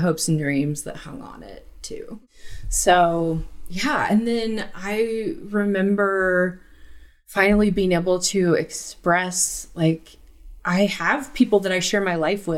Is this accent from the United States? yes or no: yes; Huntington Beach, California, United States; moved away as an adult; also born or lived in Utah; I grew up in Huntington Beach, California.